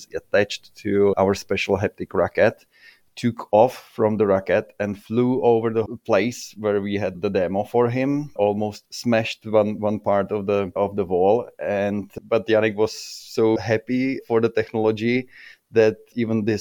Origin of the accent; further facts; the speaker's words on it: Czechia; I'm coming from Czech